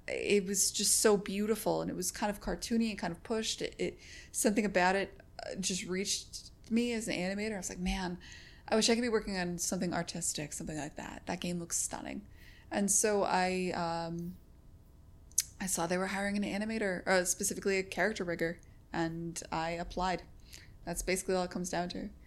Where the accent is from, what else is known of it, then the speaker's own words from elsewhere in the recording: Connecticut, United States; also born or lived in San Francisco; now in Boston, United States; I was born in Connecticut. I'm just used to New England culture.